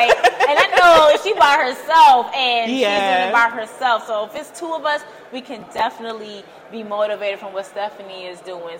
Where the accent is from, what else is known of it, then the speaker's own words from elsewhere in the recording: Brooklyn, New York, United States; New York welcomes you. I'm from Brooklyn. We're in Brooklyn, so you're good with me.